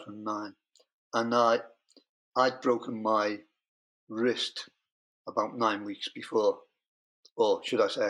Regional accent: United Kingdom; I'm British.

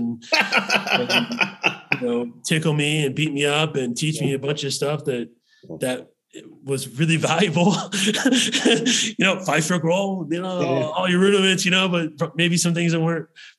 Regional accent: Vero Beach, Florida, United States; moved away as an adult; now in Utah, United States; I grew up in Vero Beach, Florida, small town

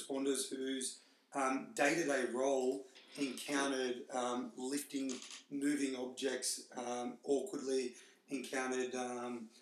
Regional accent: Newcastle, New South Wales, Australia; born and bred in Newcastle.

